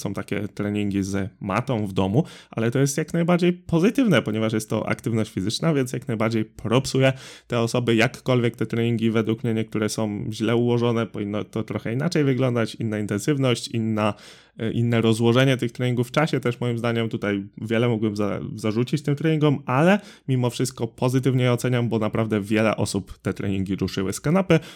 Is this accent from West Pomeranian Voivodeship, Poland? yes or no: yes; Drawsko Pomorskie, West Pomeranian Voivodeship, Poland; u nas w Drawsku Pomorskim